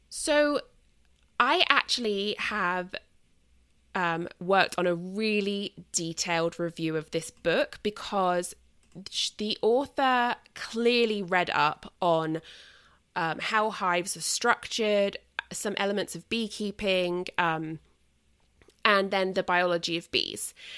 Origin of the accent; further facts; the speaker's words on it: United Kingdom; moved away; I'm British and it's kind of my, like, pagan heritage